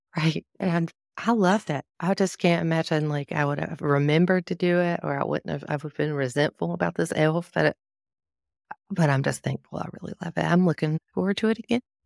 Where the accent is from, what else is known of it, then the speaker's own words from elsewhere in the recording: the South, United States; I'm from the South